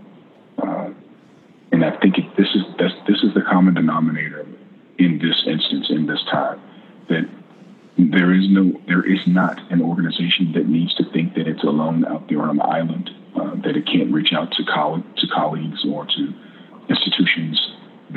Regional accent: the South, United States; as Americans, as a Southerner

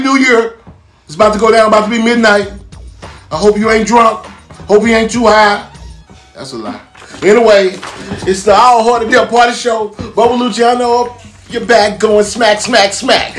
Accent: Dallas, Texas, United States; I'm from South Oak Cliff. You know what I'm talking about? Swinging Hills, Singing Hills, Texas, baby.

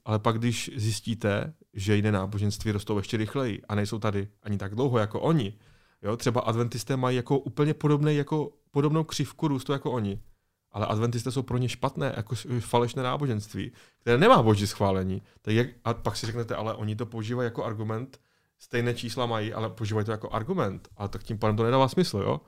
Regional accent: Czechia; Tady u nás v Česku

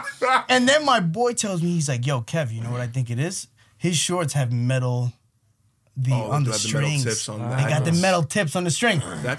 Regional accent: Long Island, New York, United States; I'm from Long Island.

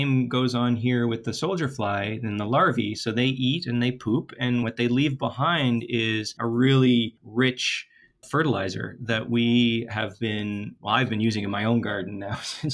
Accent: Toronto, Ontario, Canada; moved away as an adult; also born or lived in Pasadena, California; now in Halifax, Canada; I'm from Toronto originally, which is a massively big city, and I love my hometown

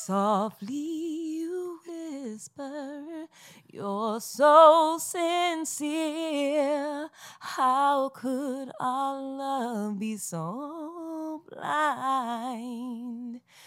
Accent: Bronx, New York, United States; So since okay. we're from the Bronx

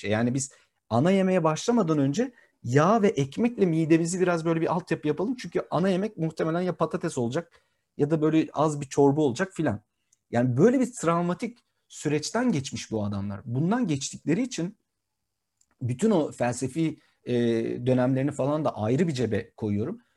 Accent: Turkey; also born or lived in Brussels, Belgium; Bir Türk olarak ben bunu dedim. Sen çok iyi biliyorsun benim e, Brüksel'de yaşadığım yeri.

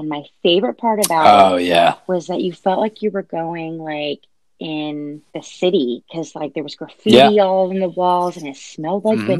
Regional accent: Orlando, Florida, United States; I grew up in Orlando-ish.

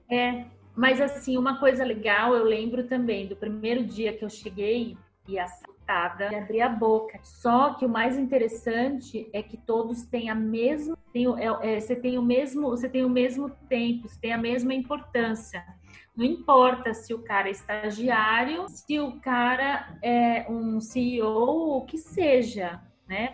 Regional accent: Santos, São Paulo, Brazil; eu sou de Santos, da aqui em São Paulo

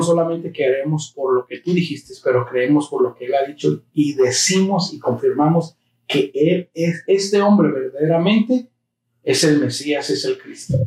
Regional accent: United States; los que nacimos en Estados Unidos

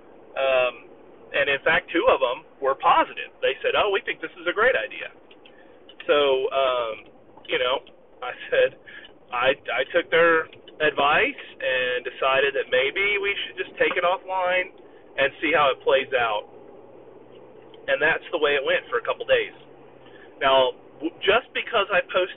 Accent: Southwest Missouri, United States; moved away; I'm originally from Southwest Missouri.

